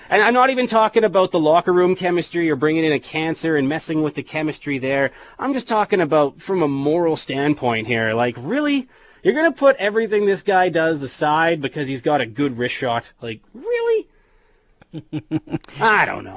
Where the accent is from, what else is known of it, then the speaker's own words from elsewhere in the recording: Saskatoon, Saskatchewan, Canada; I'm from Saskatoon.